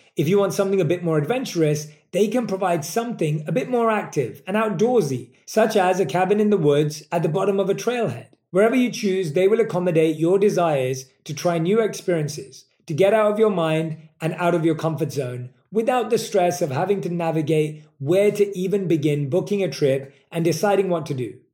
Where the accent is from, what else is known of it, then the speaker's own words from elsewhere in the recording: London, United Kingdom; moved away; I was born and raised in London